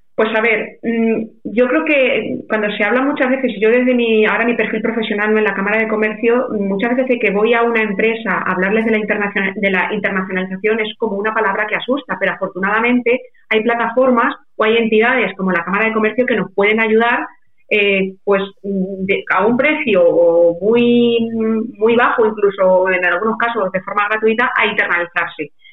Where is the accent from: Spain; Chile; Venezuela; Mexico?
Spain; Membrilla, Castilla-La Mancha